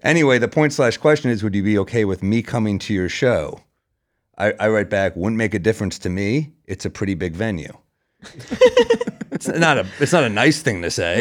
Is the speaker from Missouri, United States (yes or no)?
no; New York City, New York, United States; I'm a New Yorker